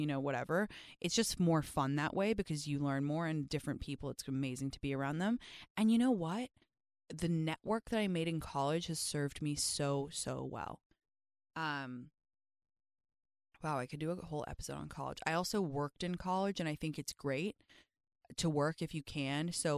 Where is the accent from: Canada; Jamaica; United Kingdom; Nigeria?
United Kingdom; England; My skin has previously been gray because I grew up in England, okay?